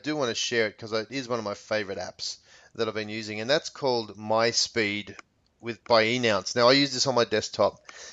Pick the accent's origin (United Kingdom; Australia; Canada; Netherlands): Australia; now in United States; If I was back in Australia